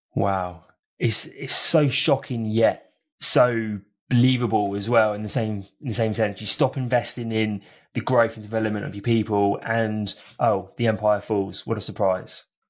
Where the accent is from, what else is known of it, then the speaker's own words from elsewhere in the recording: United Kingdom; I'm from Britain